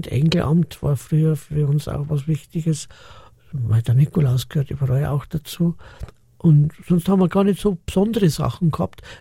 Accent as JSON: {"language": "German", "town": "Munich", "region": "Bavaria", "country": "Germany", "tie": "born there", "also_born_or_lived": "Austria", "said": "Ich bin ein gebürtiger Münchner, aber das ist ja lange Geschichte, jetzt nur mit zwei, drei Zeilen. Mein Vater ist aus Oberösterreich, wir sind dann nach Österreich rüber und waren zehn Jahre in Österreich drüben"}